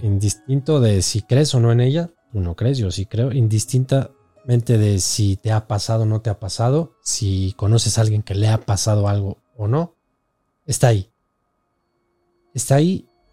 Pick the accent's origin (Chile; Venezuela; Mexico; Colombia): Mexico; nosotros como mexicanos